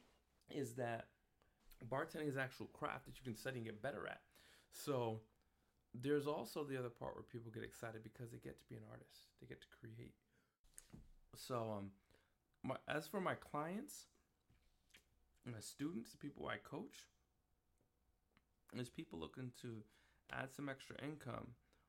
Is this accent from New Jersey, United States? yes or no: no; New York, United States; My family's from Jamaica. I was born and raised in New York.